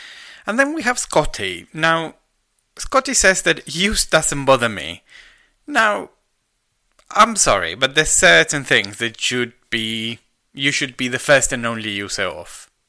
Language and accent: English; Argentina; now in United Kingdom; I'm Argentinian.